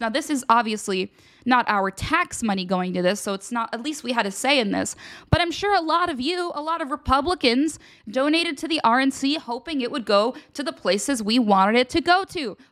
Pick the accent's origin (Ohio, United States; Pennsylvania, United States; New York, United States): Pennsylvania, United States; now in Washington, D.C., United States; I'm from Pennsylvania. I know what a real snowstorm looks like